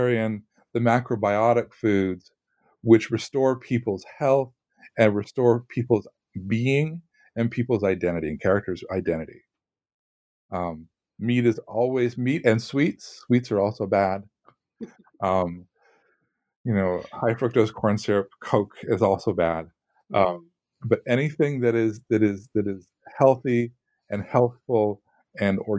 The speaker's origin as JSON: {"language": "English", "region": "California", "country": "United States", "said": "I'm from California and went to school in Southern California"}